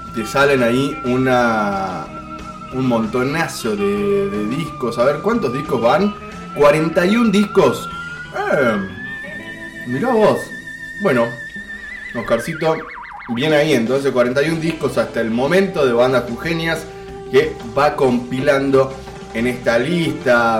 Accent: Jujuy, Argentina; como estamos en Jujuy, somos de Jujuy

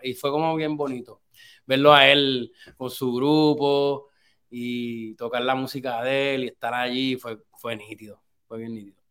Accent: Puerto Rico; moved away as an adult; also born or lived in Boston, United States / Los Angeles, United States; yo me crié en Puerto Rico hasta los 20 años. A los 20 años yo vine para para Boston

